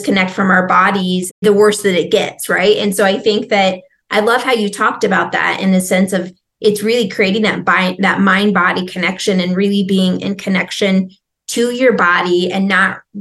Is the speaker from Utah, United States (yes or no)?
no; Nebraska, United States; I'm originally from Nebraska